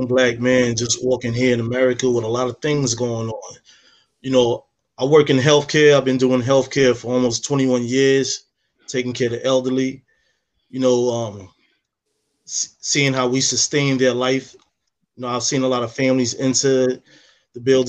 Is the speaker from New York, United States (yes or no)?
yes; New York City, New York, United States; moved away; I'm from the city. I'm from Harlem